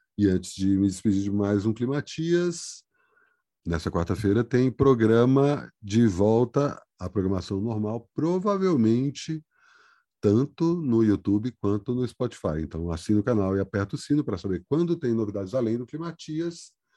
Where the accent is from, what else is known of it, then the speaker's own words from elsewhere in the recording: Brasília, Federal District, Brazil; also born or lived in Ceará (ancestry); now in São Paulo, Brazil; eu venho de Brasília